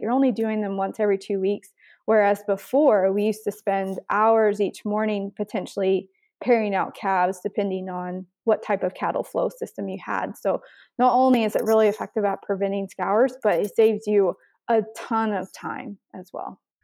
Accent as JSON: {"language": "English", "country": "United States", "moved": "as an adult", "lives_now": "Canada", "said": "I'm actually originally from the States. I grew up on a commercial cow calf operation"}